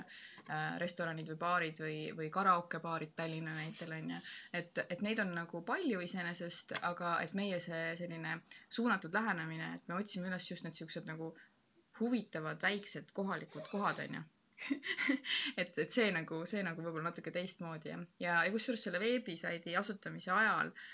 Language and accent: Estonian; Estonia; ma olen Ida-Euroopast, Eestist